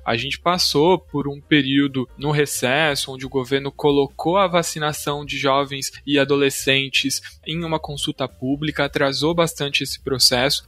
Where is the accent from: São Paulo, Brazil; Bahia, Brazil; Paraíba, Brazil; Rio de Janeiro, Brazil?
São Paulo, Brazil; como bom paulistano, posso dizer isso desde que eu nasci. É, eu vivi em um Estado governado pelo PSDB